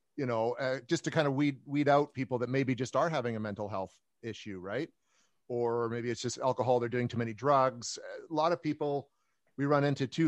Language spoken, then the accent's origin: English; Canada; I'm a Canadian, like you said, paranormal investigator